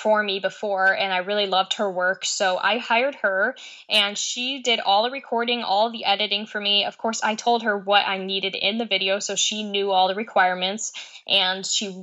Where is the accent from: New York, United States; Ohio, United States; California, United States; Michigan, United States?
New York, United States; Oneida Lake; growing up on Oneida Lake in New York